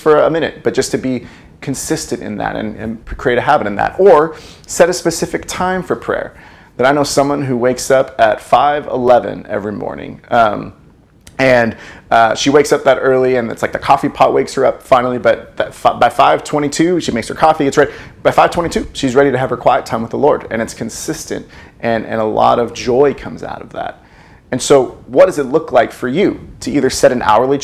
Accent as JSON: {"language": "English", "country": "United States", "said": "We are in a foreign country. We are, we're American."}